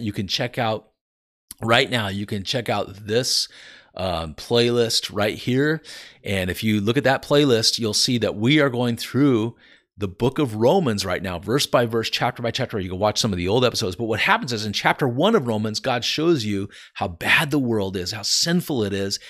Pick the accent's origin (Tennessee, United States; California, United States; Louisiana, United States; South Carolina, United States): California, United States; Santa Cruz; we grew up in California and Santa Cruz